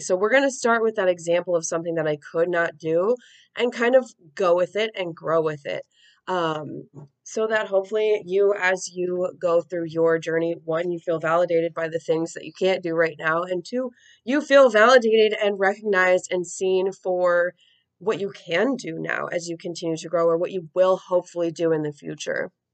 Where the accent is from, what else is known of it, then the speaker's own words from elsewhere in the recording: United States; as an American who's I'm like in my 30s